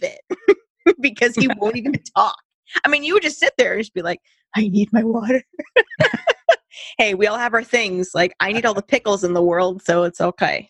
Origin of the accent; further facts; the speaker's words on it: Santa Cruz Mountains, California, United States; I grew up in the Santa Cruz Mountains